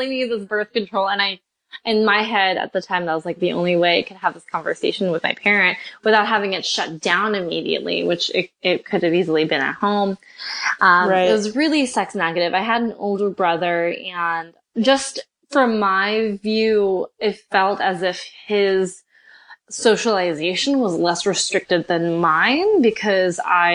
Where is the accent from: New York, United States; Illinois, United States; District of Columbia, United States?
New York, United States; now in California, United States; I'm originally from New York.